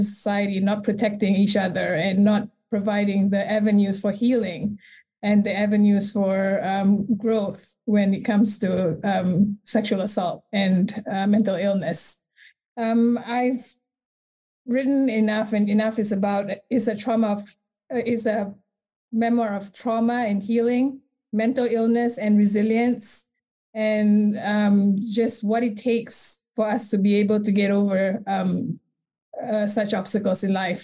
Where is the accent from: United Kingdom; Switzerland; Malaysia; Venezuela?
Malaysia; I was born and raised in Malaysia